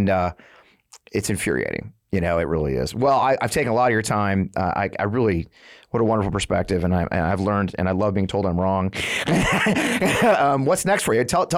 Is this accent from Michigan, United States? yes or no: no; Missouri, United States; I mean, I grew up in this in Missouri, and I went to West Point.